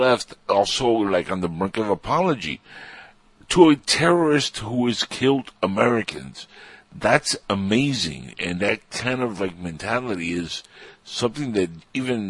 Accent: Cuba; now in United States; I'm Cuban

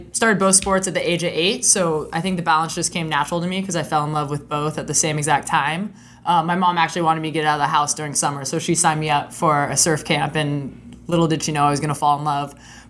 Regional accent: Newport Beach, California, United States; I grew up in Newport Beach, California, which is a hotbed for water polo.

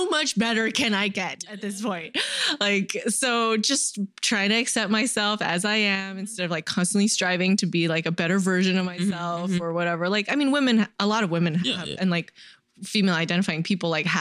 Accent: San Jose, California, United States; also born or lived in New York; the San Jose Museum of Art, so my hometown contemporary art museum

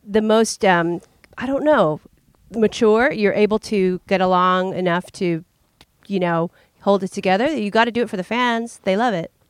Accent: San Francisco, California, United States; we're from the Bay Area, we're from San Francisco

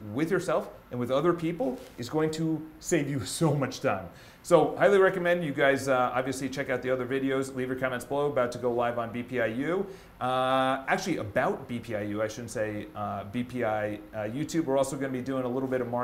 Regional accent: Ireland; I'm Irish. It's in my family

